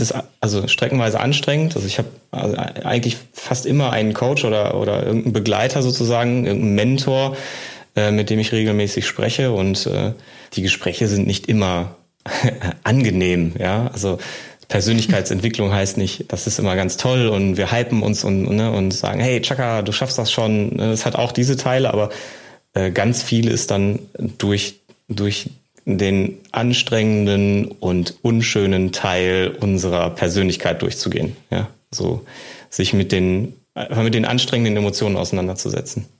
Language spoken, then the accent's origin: German; Germany; bei uns in Deutschland